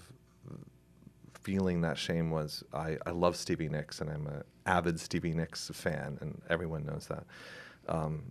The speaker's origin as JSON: {"language": "English", "town": "Gloucester", "region": "Massachusetts", "country": "United States", "tie": "born or raised there", "said": "I grew up in Gloucester, was born here"}